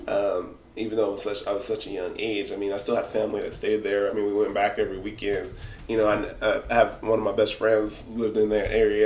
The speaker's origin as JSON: {"language": "English", "town": "Los Angeles", "region": "California", "country": "United States", "tie": "born or raised there", "also_born_or_lived": "Culver City, California / Orange County, California", "moved": "as an adult", "lives_now": "Pocatello, United States", "said": "I was born in Culver City, California. And I lived, like half of my childhood, I lived in the Watts area. So Watts, Compton, that kind of area. And after my dad got a decent job, he moved us out to Orange County."}